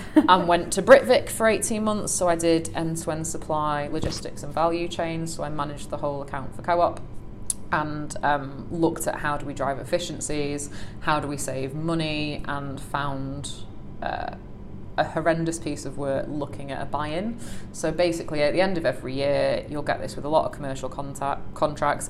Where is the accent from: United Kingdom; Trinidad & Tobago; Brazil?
United Kingdom; Salford, North West England; I grew up in Salford